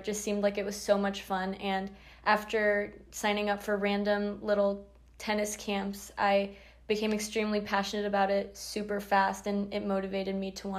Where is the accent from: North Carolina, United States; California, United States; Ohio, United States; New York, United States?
California, United States; Northern; now in San Diego, United States; I'm from NorCal